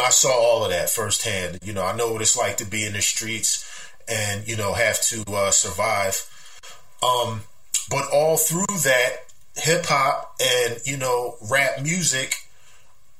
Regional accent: Philadelphia, Pennsylvania, United States; I grew up in the Cobb Creek section of West Philadelphia, born and raised

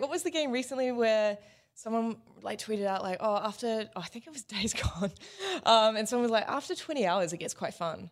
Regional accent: New Zealand; moved away; also born or lived in Australia; as a Kiwi

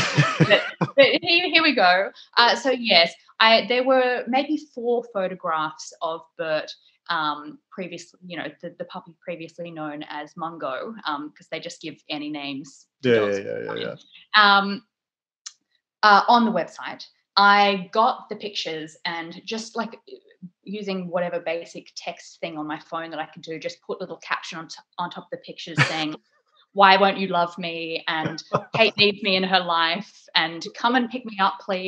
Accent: Australia; also born or lived in England; now in United Kingdom; I'm Australian

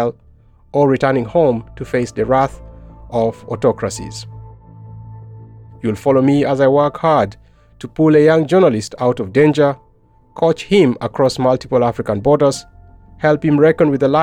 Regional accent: South Sudan; moved away as an adult; now in Netherlands; I am a journalist from South Sudan, and I have since gained asylum in the Netherlands in 2017

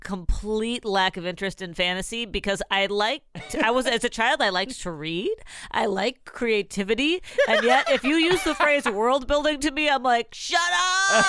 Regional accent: Dubuque, Iowa, United States; my hometown, Dubuque, Iowa.

